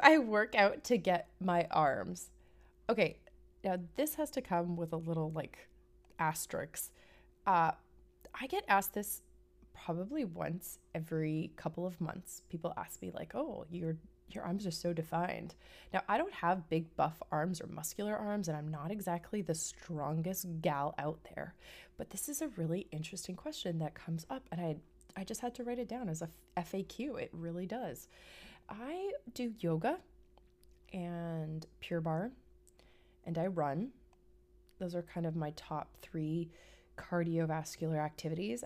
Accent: Vancouver, British Columbia, Canada; moved away; I'm from Vancouver, Canada. I'm a West Coast girl

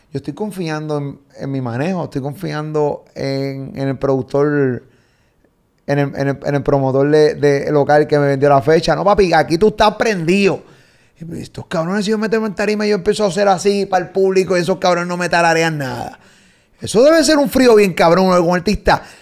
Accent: Medellín, Antioquia, Colombia; now in France; Yo vengo de Medellín, acá

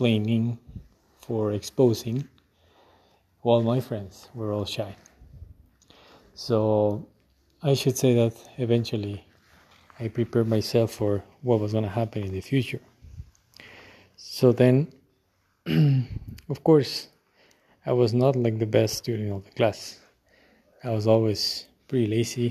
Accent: Quito, Pichincha, Ecuador; I was born in Quito on January 23rd on 1982

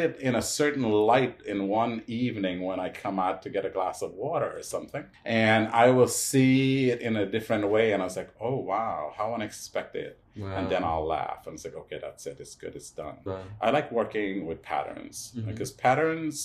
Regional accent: New York City, New York, United States; also born or lived in Guyana; I came from Guyana. I'm Indian, but I came through Guyana. And so when I came here, thankfully I grew up in the neighborhood of Hell's Kitchen

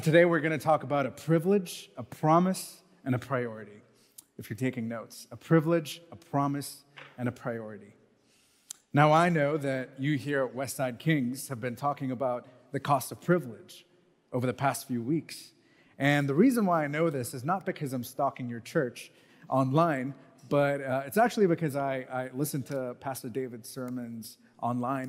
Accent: Mumbai, Maharashtra, India; moved away as an adult; also born or lived in United States / Canada; I grew up in Mumbai

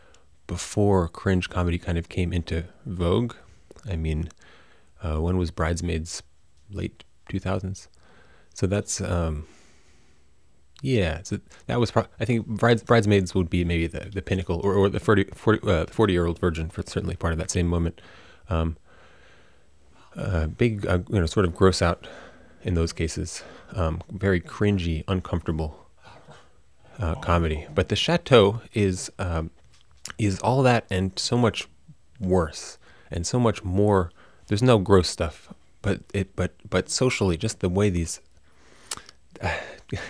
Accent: United States; also born or lived in Netherlands; I did feel very awkward as an American in Europe in my time

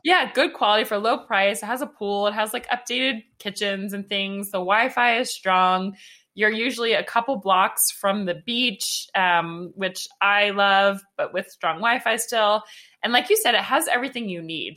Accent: Atlanta, Georgia, United States; I'm from Atlanta.

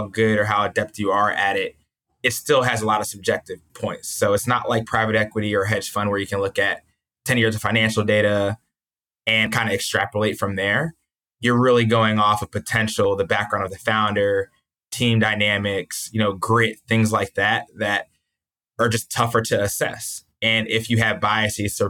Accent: New Jersey near Philadelphia, United States; I grew up in New Jersey near Philadelphia

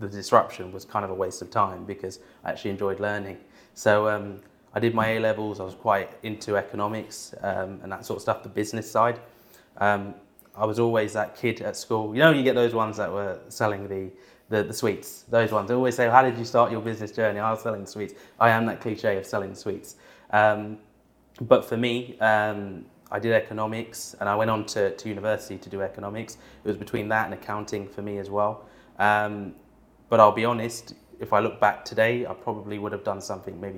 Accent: Bushey, East of England, United Kingdom; also born or lived in London; I was born in London, in Westminster, but I grew up in an area called Bushey

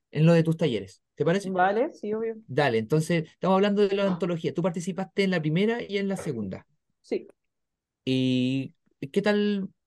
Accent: Concepción, Biobío, Chile; O sea, bueno, vine yo de Conce

